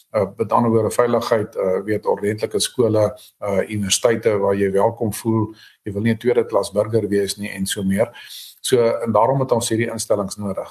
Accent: South Africa; ons het Afrikaners hier geword, ons het nie as Afrikaners hier aangekom nie

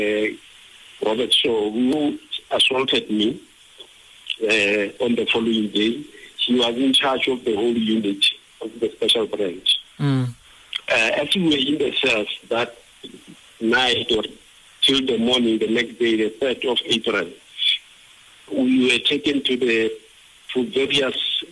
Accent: Bethlehem, Free State, South Africa; I moved from Togoza and came back to study here in Bethlehem at home.

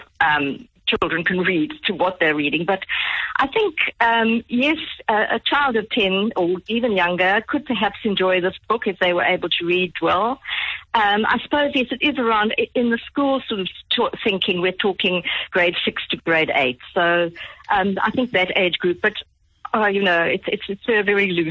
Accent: Johannesburg, Gauteng, South Africa; now in Cape Town, South Africa; I live in Cape Town now, but I grew up in Johannesburg.

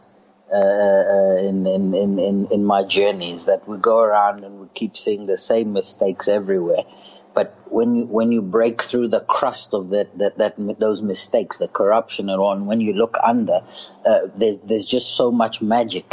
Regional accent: Kroonstad, Free State, South Africa; moved away as an adult; now in Sudan; I'm a South African. I'm born in Kroonstadt in the Free State

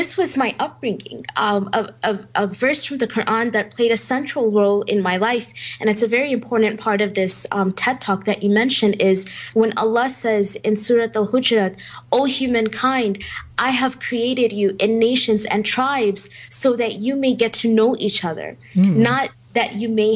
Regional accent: United States; growing up in the United States

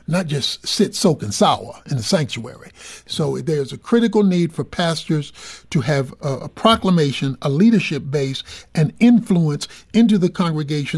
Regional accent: Dallas, Texas, United States; I'm from Dallas

